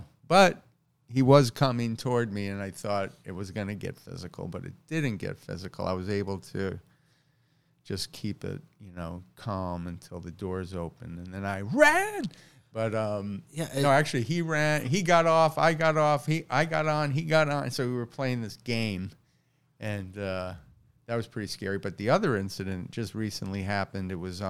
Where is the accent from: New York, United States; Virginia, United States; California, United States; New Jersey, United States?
New York, United States; Queens; And I grew up in New York, my whole life. I grew up in Queens. I moved into Manhattan when I was 19.